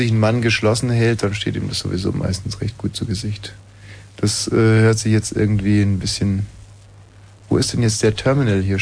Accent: Güstrow, Mecklenburg-Vorpommern, Germany; Ich komme aus Güstrow. Das ist doch Mecklenburg-Vorpommern.

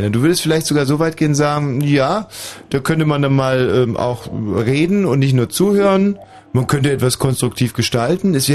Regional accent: Munich, Bavaria, Germany; born there; Aber ich bin in München-Pasing geboren.

